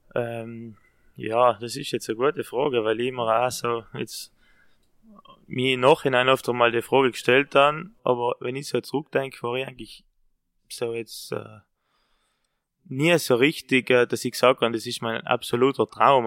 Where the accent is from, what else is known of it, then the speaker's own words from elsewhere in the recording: South Tyrol, Trentino-Alto Adige, Italy; da bei uns in Südtirol